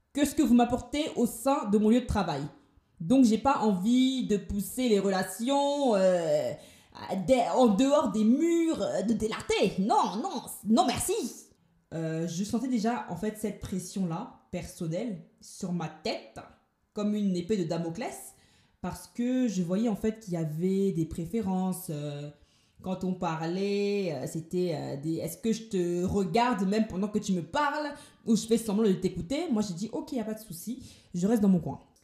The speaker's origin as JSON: {"language": "French", "town": "Paris", "region": "Île-de-France", "country": "France", "moved": "as an adult", "lives_now": "Toulouse, France", "said": "je viens de Paris, et j'ai décidé d'emménager sur Toulouse"}